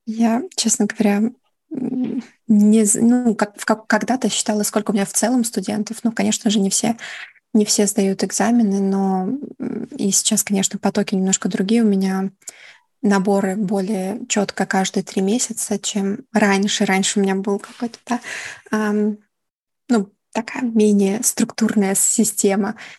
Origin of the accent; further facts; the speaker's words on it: Kyiv, Ukraine; moved away as an adult; now in Netherlands; Я из Киева